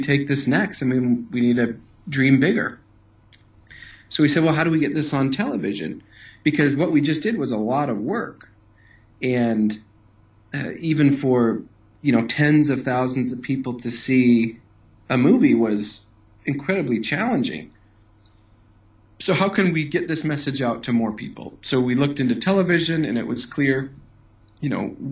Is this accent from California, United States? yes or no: no; Madison, Wisconsin, United States; I grew up in Madison, Wisconsin, and I went to school here, grew up here